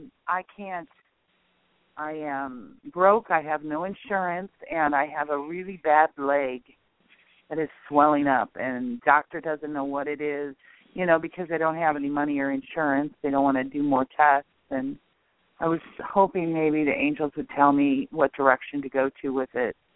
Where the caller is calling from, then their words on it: Nebraska, United States; I'm in Nebraska.